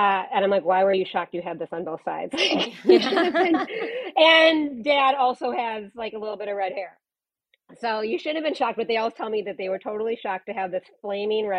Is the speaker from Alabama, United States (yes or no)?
no; Chicago, Illinois, United States; also born or lived in New York City; now in Los Angeles, United States; I grew up in the Chicago suburbs